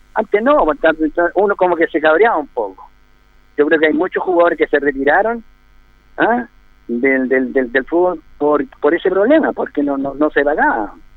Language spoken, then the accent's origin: Spanish; Cauquenes, Maule, Chile; moved away as an adult; also born or lived in Colchagua; now in Linares, Chile; yo nací en Cauquienes el año 64, el año 64, 63 mejor dicho, el año 63 jugando allá en Cauquene por el Maximiliano Oviedo